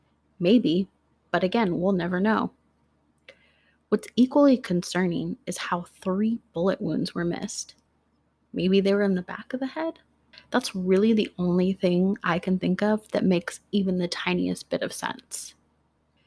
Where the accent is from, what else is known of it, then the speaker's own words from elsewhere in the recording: Oregon, United States; my home state of Oregon